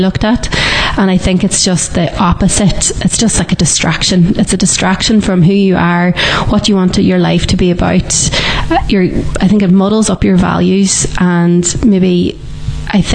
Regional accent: Ireland; as Irish people, we just don't stop

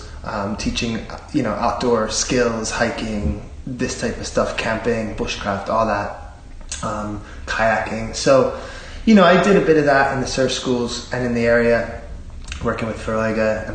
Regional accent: Philadelphia, Pennsylvania, United States; moved away as an adult; also born or lived in Cavan; now in Bundoran, Ireland; I come from an Irish-American family. I'm from Philadelphia

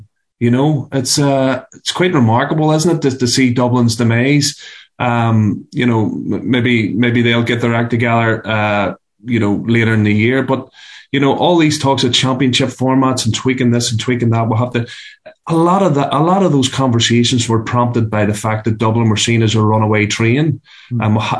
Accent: Antrim, Northern Ireland, United Kingdom; I'm from Antrim

